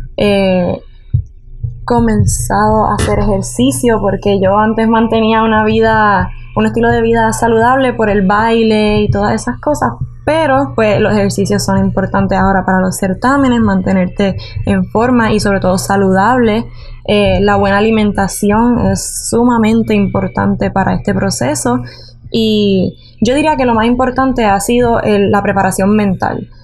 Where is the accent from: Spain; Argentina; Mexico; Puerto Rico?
Puerto Rico; San Juan; Yo tengo 19 años y nací en San Juan